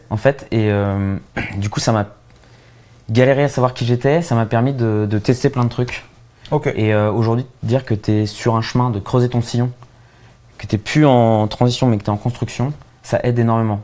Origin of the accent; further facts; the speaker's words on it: Châtillon, Île-de-France, France; je viens de Châtillon, en banlieue parisienne. Euh, ensuite, euh, j'ai fait des études ultra classiques. Moi, je suis modèle Bourdieu, quoi. Fils de pharmacien, euh, j'ai grandi, tu vois, dans une, dans une banlieue tranquille bourgeoise